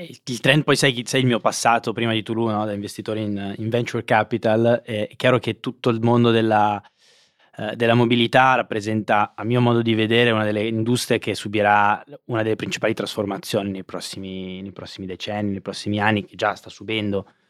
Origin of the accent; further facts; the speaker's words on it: Monza, Lombardy, Italy; io sono di Monza